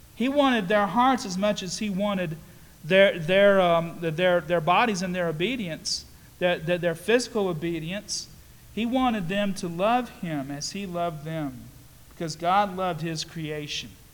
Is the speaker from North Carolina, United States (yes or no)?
yes; Statesville, North Carolina, United States; I grew up in Mount Sinai Church in Statesville